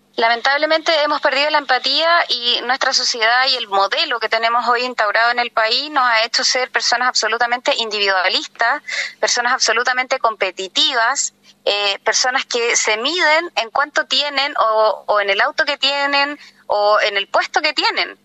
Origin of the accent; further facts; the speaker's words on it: Santiago, Santiago Metropolitan Region, Chile; moved away as an adult; yo soy santiaguina, pero me vine a vivir acá por un tema de calidad de vida